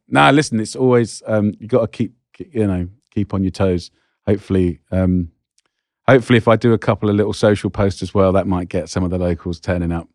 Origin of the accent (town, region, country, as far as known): England, United Kingdom